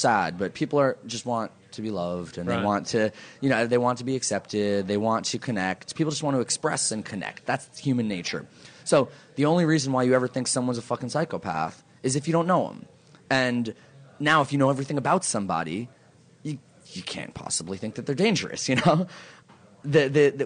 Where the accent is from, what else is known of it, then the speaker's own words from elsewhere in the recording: New York City, New York, United States; I'm from New York